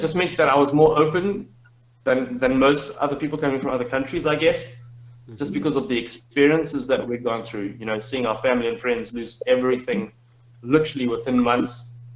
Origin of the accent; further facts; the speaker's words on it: Zimbabwe; moved away as an adult; the system of my home country